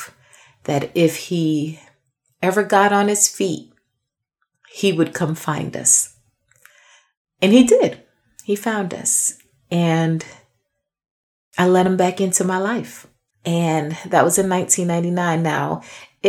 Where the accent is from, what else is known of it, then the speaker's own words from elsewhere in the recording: New York, United States; I'm actually from New York